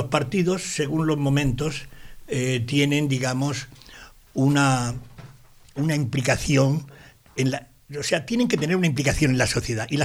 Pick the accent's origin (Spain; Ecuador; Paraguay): Spain; Sabadell, Catalonia; Yo soy sabadellense, soy catalán y soy español.